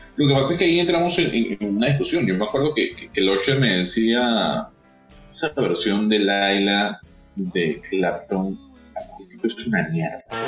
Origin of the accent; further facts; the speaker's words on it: Caracas, Capital District, Venezuela; moved away as an adult; now in Panama; quisiera estar otra vez con mi familia en la Urbina, aquí en Caracas, compartiendo con mis amigos de la calle, de los 15 años